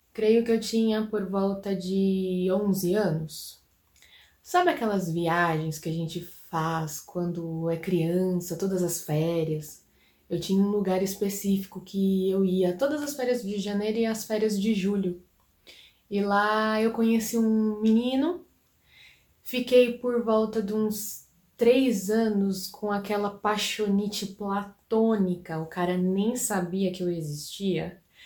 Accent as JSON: {"language": "Portuguese", "country": "Brazil", "said": "Eu sou brasileiro"}